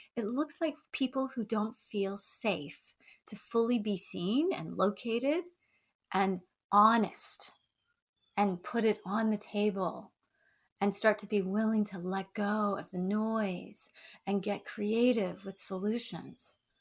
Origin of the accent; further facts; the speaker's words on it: the South, United States; accent: Southern; moved away; I grew up in the South, so if I start to slide into a Southern accent